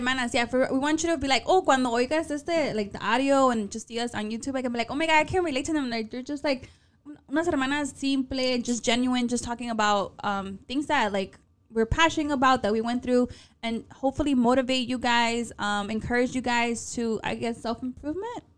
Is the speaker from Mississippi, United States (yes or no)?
no; Chicago, Illinois, United States; accent: paisa; also born or lived in Zacatecas, Mexico; I was born in Chicago, but I might as well been born in Zacatecas